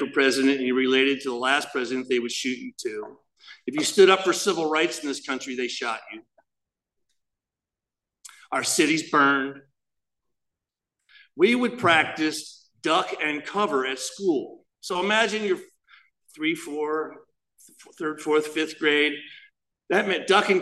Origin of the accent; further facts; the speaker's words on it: Chatham, New Jersey, United States; I grew up in Chatham, New Jersey.